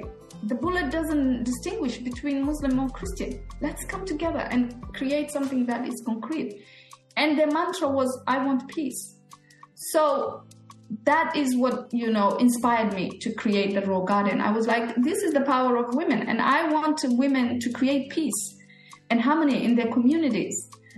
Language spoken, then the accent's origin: English; Australia; you're from America, I'm from Australia